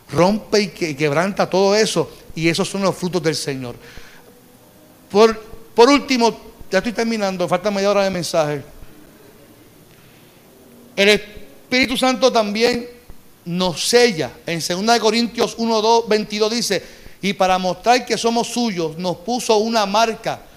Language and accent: Spanish; Carolina, Puerto Rico; Porque yo, soy de Carolina.